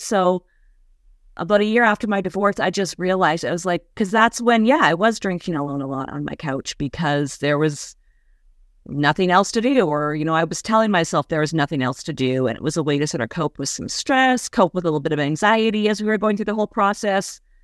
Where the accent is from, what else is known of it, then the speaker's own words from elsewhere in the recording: Western Canada, Canada; moved away as an adult; also born or lived in New York City; I moved from Western Canada, where I grew up, near the Rocky